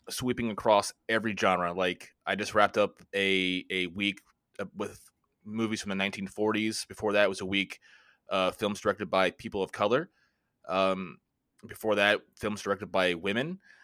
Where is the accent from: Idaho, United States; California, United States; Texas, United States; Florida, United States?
Florida, United States; also born or lived in Washington, D.C. area; now in near Washington, D.C., United States; I'm, uh, originally from Florida. I currently live right outside of Washington, D C